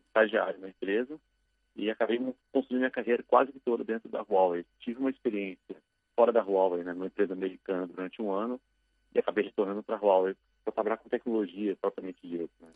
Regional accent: Brasília, Federal District, Brazil; moved away as an adult; now in São Paulo, Brazil; eu comecei a minha carreira na cidade de Brasília, que é a minha cidade natal

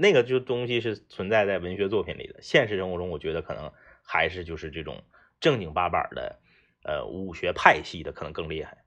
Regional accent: Northeast China, China; 咱就代表东北人

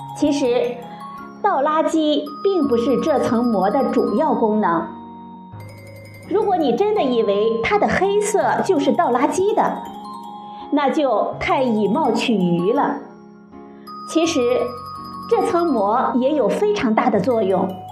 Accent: China; 我们中国人

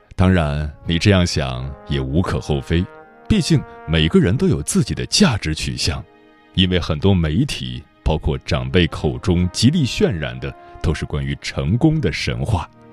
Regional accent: China; 我们作为中国人

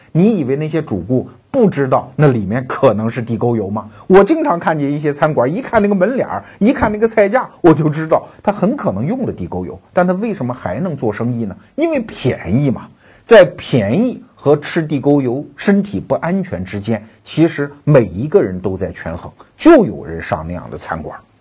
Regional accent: China; 我们中国人

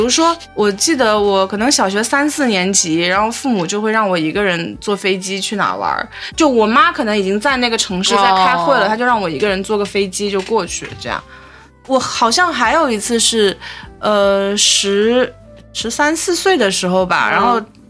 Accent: Fujian, China; 但是就可能别人一听说你是福建的，就马上问你会不会闽南语，但我不会，一点都不会。

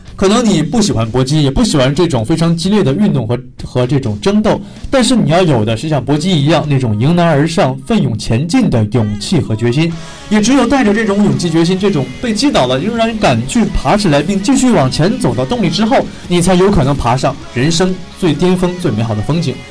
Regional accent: China; 我们中国人

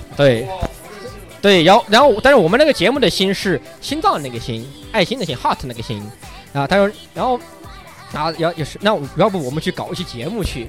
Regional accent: Kunming, Yunnan, China; accent: Kunming dialect; 我们云，昆明人一掏方言都有，都带一股粗味

